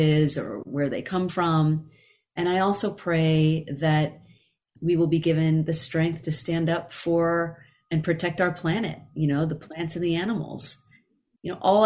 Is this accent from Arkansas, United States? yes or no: no; Carmichael, California, United States; now in Los Angeles, United States; I left Carmichael and moved to Los Angeles